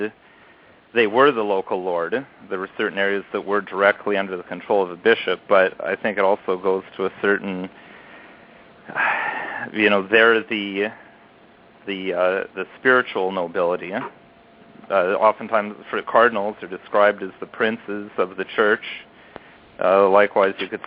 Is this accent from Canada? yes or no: yes; Canada; I'm not American. I am Canadian. I live in Canada.